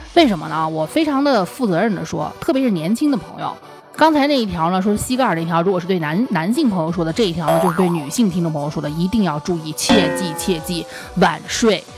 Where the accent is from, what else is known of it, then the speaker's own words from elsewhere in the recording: Northwest China, China; 我是西北人